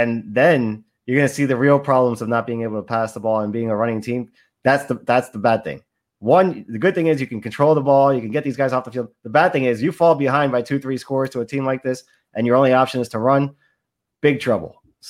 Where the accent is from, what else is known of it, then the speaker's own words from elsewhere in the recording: Sunrise, Florida, United States; He's from down here in Western High School. Weston was a city right next to the city I grew up in Sunrise. So always rooting for the 954 guys.